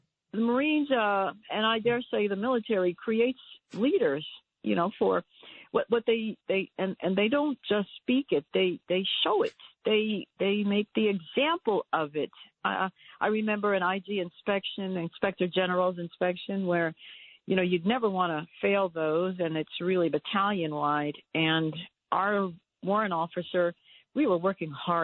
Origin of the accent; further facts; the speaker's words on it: New York, United States; I was raised in New York.